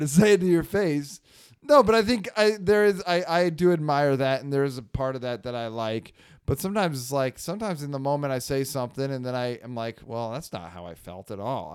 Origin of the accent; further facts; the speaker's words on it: Northern California, United States; the slang we had from NorCal, um, we would say hella